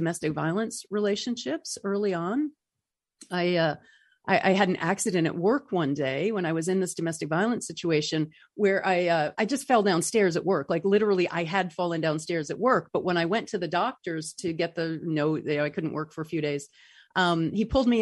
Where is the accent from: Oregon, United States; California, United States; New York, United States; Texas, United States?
New York, United States; North Country, upstate; moved away; I'm from the North Country